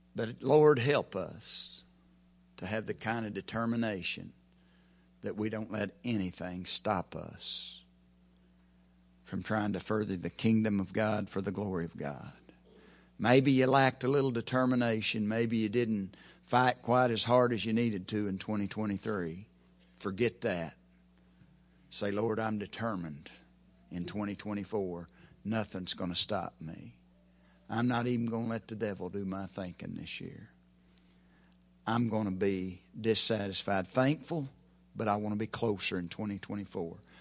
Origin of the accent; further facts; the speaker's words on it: Oklahoma, United States; I'm from Oklahoma